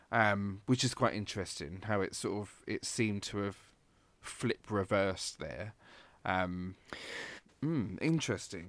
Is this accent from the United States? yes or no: no; England, United Kingdom; moved away; also born or lived in Glasgow; a English person